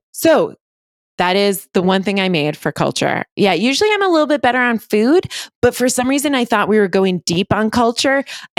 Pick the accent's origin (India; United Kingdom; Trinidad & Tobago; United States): United States; Connecticut; I'm from Connecticut, pretty small town